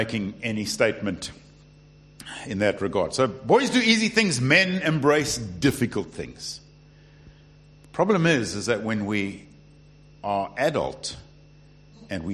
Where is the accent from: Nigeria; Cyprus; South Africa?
South Africa; now in United Kingdom; I am South African